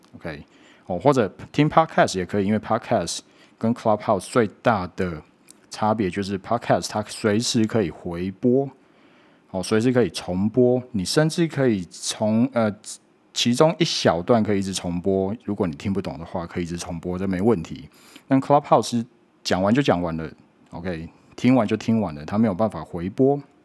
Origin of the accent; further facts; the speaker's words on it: Taiwan; 我们是台湾人民的发言